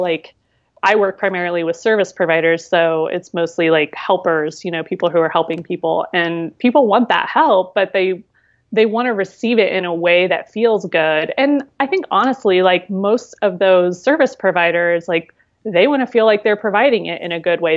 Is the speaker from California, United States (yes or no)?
no; near Columbus, Ohio, United States; moved away as an adult; also born or lived in Seattle, Washington; Now I'm in Columbus, Ohio, which is this is my home state and near where I grew up